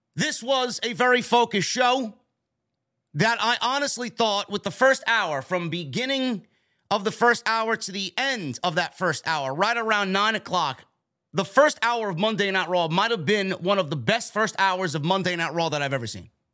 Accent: New York, United States; right here in my hometown of New York

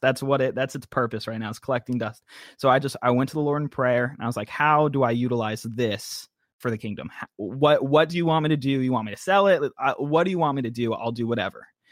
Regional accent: Tampa, Florida, United States; moved away as an adult; now in North Carolina, United States; I was born in Tampa, Florida. Grew up all my life there, all short twenty years

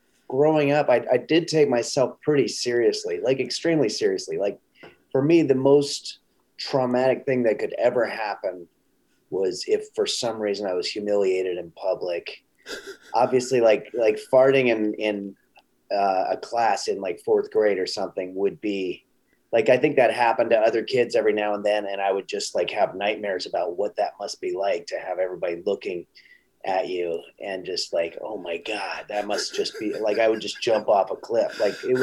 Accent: Glendale, California, United States; I grew up here in Glendale and we all went to Damon's Steakhouse down here

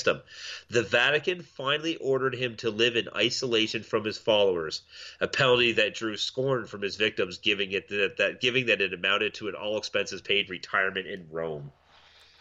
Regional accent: Milton, Ontario, Canada; my hometown of Milton, Jean Vanier fucking public or Catholic school

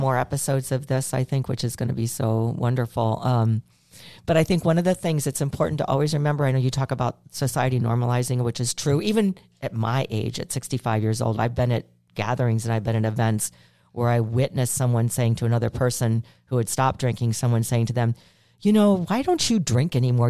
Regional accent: Chicago, Illinois, United States; I'm from Chicago

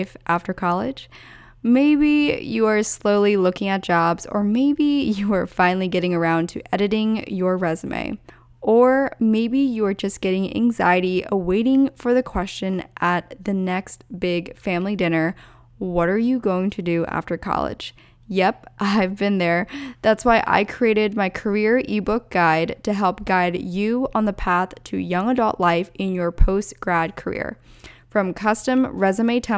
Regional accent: Lancaster County, Pennsylvania, United States; Lancaster, my hometown, or I should rather say home county, because I'm not in the heart of Lancaster

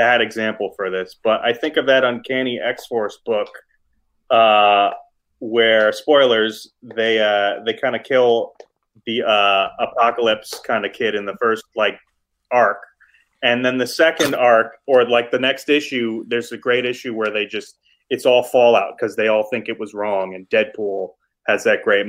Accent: New York City, New York, United States; I'm from East Harlem. That's where I grew up

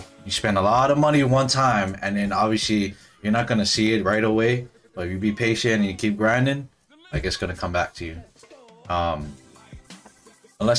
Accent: Hawaii, United States; we're all from Hawaii

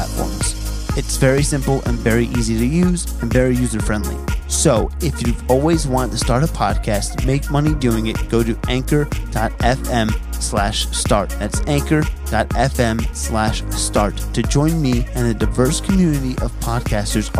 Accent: New Jersey, United States; I'm from Central Jersey

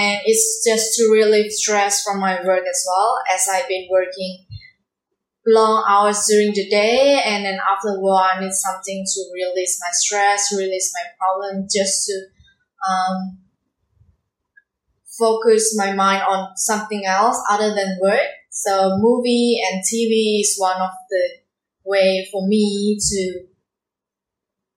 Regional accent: Indonesia; English is a second language; moved away; I come from Indonesia

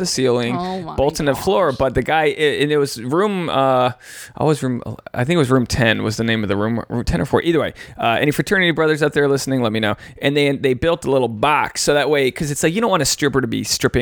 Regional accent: Rhode Island, United States; I'm from Rhode Island.

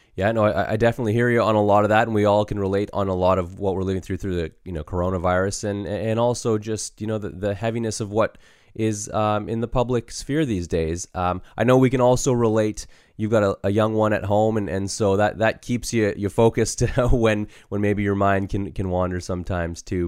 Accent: Canada; born or raised there

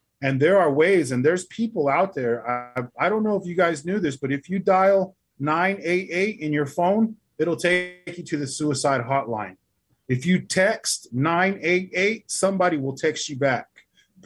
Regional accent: Albuquerque, New Mexico, United States; now in Oklahoma City, United States; I was raised in the city. I wasn't raised around here in Oklahoma. I was raised in Albuquerque, New Mexico.

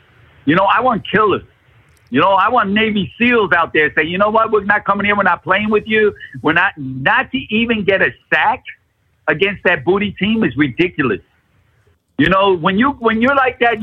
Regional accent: Puerto Rico; moved away; I grew up in Puerto Rico

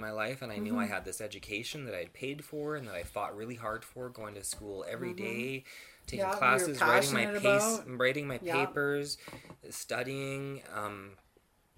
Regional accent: Flin Flon, Manitoba, Canada; moved away

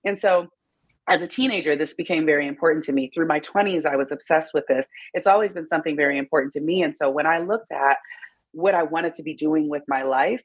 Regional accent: Detroit, Michigan, United States; moved away; also born or lived in Miami; I'm from Detroit, Michigan

